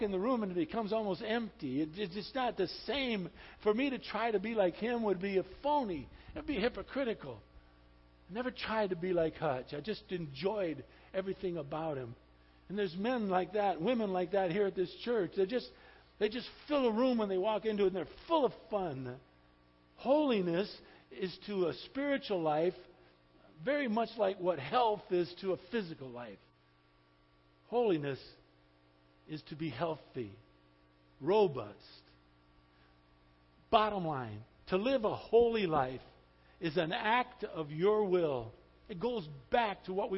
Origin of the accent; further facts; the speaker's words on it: Highland Park, Michigan, United States; When I was a little boy, we were born and raised in Highland Park, Michigan